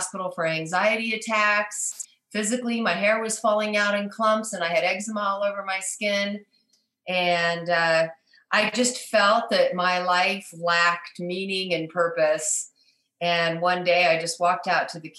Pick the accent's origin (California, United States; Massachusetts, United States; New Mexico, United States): California, United States; Southern; moved away as an adult; also born or lived in Hackensack, New Jersey / San Francisco area; now in Verde Valley, Arizona, United States; I was raised in Southern California